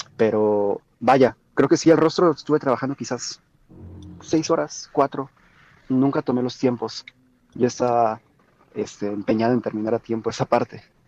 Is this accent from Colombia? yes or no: no; Mexico; siendo mexicanos